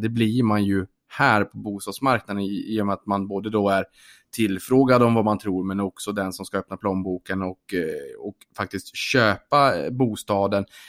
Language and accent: Swedish; Norrbotten County, Sweden; som norrbottning